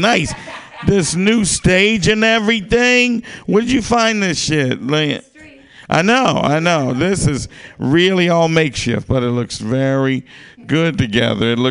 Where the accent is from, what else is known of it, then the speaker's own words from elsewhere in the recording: Arkansas, United States; my hometown, Arkansas.